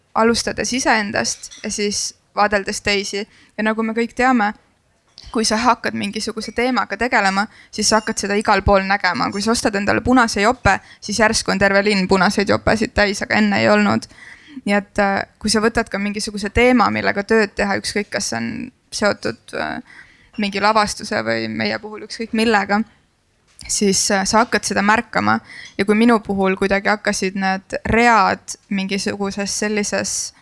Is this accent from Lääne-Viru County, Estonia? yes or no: yes; Kunda, Lääne-Viru County, Estonia; ma olen pärit Kundast, mis nagu on räpi sünonüüm